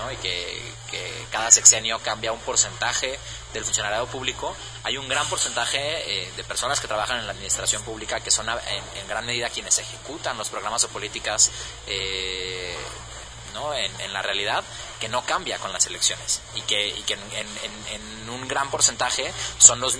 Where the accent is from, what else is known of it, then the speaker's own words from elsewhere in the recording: Jalisco, Mexico; que somos eh, de Jalisco, que vivimos en Jalisco, que siempre hemos estado aquí, que siempre estaremos aquí